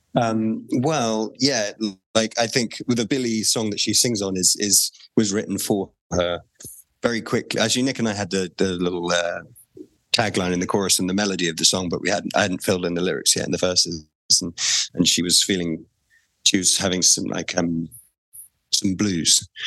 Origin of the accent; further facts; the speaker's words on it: England, United Kingdom; as a an English person